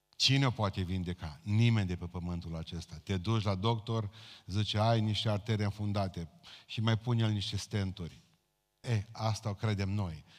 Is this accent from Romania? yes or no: yes; Romania; noi, ca români